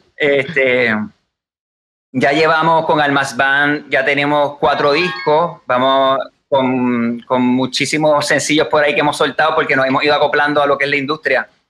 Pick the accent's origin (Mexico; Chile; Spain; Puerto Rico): Puerto Rico; somos boricuas, criados aquí